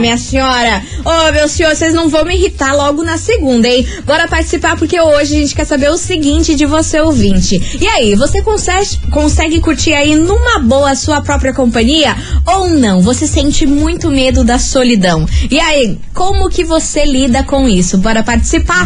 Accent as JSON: {"language": "Portuguese", "country": "Brazil", "said": "a gente é brasileira"}